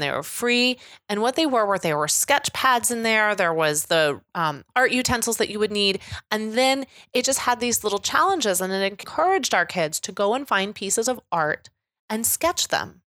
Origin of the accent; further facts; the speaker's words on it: Kansas City, Missouri, United States; I'm coming from Kansas City